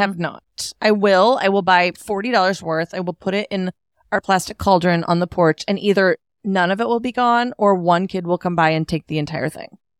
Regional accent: Alaska, United States

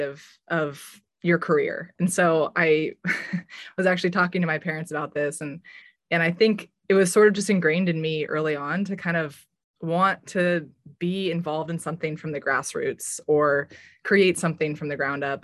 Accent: Bay Area, Silicon Valley, California, United States; growing up in the Bay Area and in Silicon Valley in particular

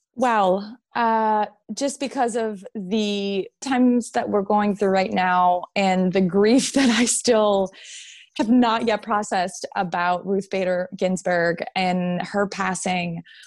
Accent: Montreal, Quebec, Canada; moved away as an adult; now in United States; I am Canadian, yes. yes. Um, and and I've been living in the states, yeah, for the last seven, eight.

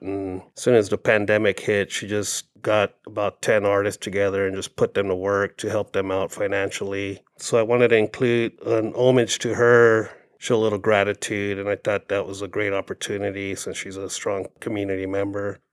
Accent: Phoenix, Arizona, United States; I grew up in South Phoenix along Sixteenth Street and Broadway.

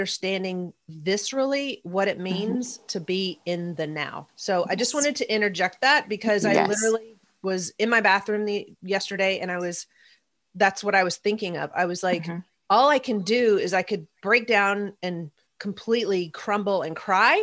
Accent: the South, United States; also born or lived in Nashville; I'm from the South.

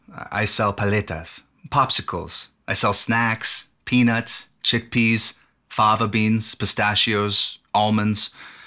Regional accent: Puebla, Mexico; now in United States; I'm from Mexico, originally from the state of Puebla, near Mexico City. It borders Puebla, where I'm from. But I'm not from the city of Puebla. I'm from the countryside, very, very far away from the city itself.

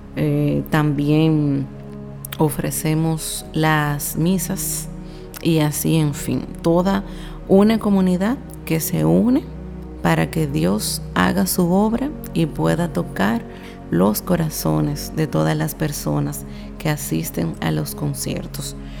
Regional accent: Santiago de los Caballeros, Santiago, Dominican Republic; de la República Dominicana, específicamente de la ciudad más hermosa y donde encontrarán las personas más acogedoras, Santiago, la ciudad corazón

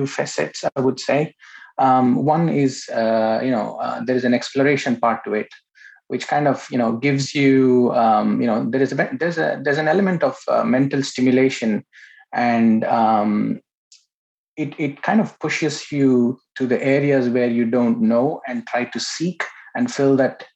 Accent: Bangalore, Karnataka, India; I was born in India, in Bangalore.

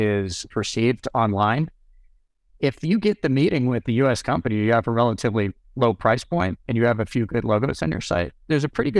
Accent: United States; having spent and immersed myself in New Zealand as an American

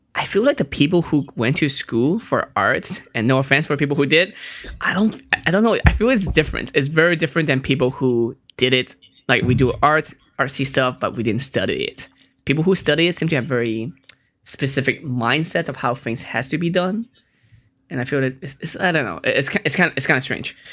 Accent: Hong Kong; I was born in Hong Kong

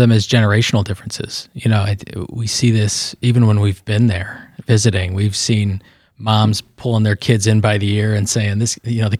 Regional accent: United States; I'm an American.

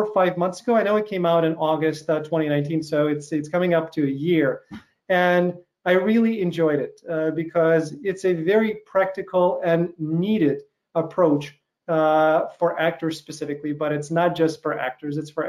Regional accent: Chicago, Illinois, United States; that's where I am right now. That's my hometown.

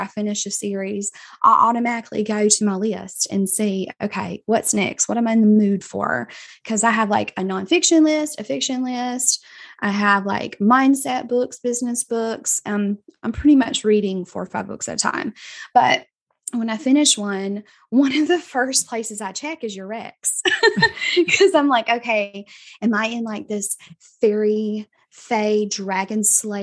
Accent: Southwest Georgia, United States; accent: Southern; I am from a very small town in Southwest Georgia with three whole stoplights. So you might could tell that by my wonderful accent

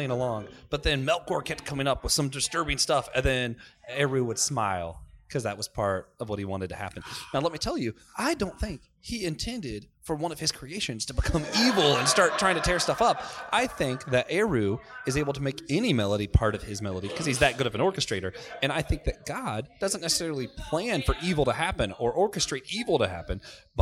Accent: Florida, United States; I grew up in Florida.

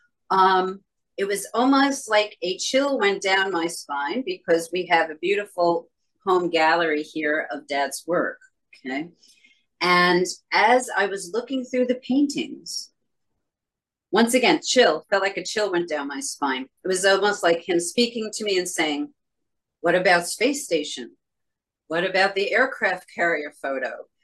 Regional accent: New York City, New York, United States; I am a lifelong New Yorker

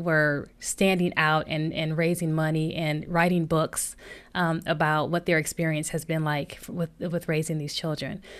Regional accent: Flint, Michigan, United States; we grew up in Flint, Michigan, and, you know, grew up in the hood

